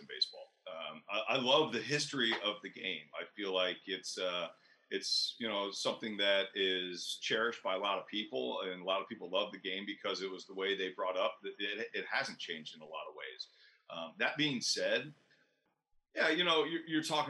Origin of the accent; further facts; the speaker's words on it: Tampa Bay area, Florida, United States; I grew up fishing in the Tampa Bay area